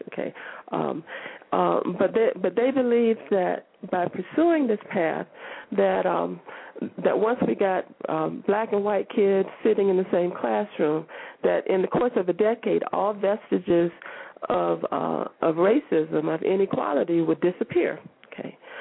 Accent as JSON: {"language": "English", "region": "Florida", "country": "United States", "tie": "born or raised there", "said": "the state of Florida, you know, my home state"}